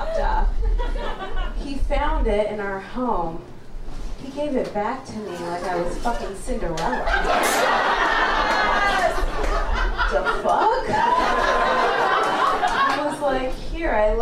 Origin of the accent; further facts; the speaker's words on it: Canada; accent: white; also born or lived in Kenya; from Kenya, I don't sound like it, I know. I grew up in Canada. That's why I sound white.